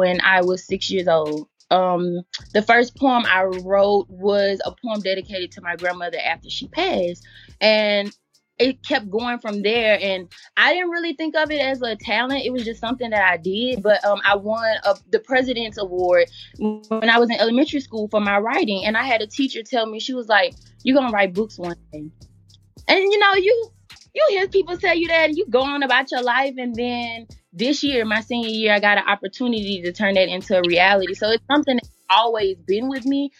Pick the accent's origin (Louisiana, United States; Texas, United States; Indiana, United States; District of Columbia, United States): Louisiana, United States; Baton Rouge; I'm from Baton Rouge, Louisiana, born and raised